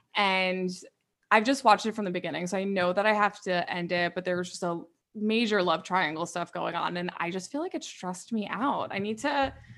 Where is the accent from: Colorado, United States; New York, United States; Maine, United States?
New York, United States; I'm from New York, like I don't get a lot of that small town